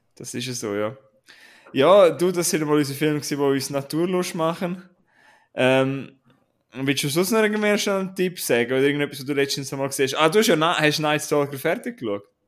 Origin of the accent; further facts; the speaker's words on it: Switzerland; wir sind Schweizer